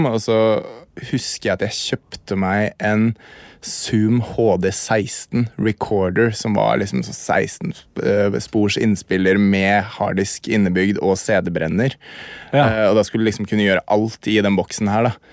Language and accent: Norwegian; Hamar, Innlandet, Norway; Jeg er fra Hamar